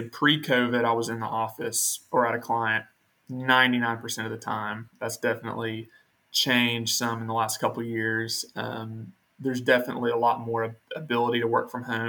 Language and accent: English; Nashville, Tennessee, United States; moved away as an adult; now in Birmingham, United States; I'm originally from Nashville, and I came to Birmingham to go to attend Samford